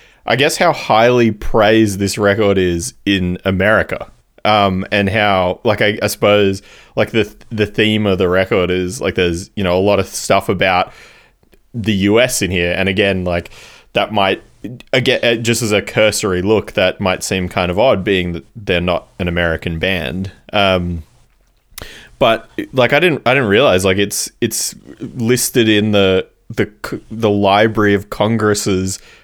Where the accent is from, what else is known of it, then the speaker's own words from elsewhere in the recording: Australia; I live and I'm from Australia